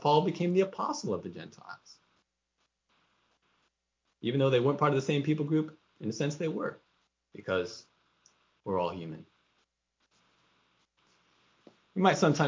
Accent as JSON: {"language": "English", "country": "United States", "said": "our own culture, our own ethnicity, American"}